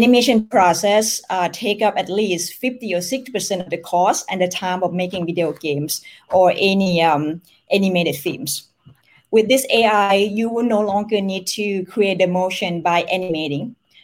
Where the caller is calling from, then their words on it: Bangkok, Thailand; I'm joining you from Bangkok, Thailand.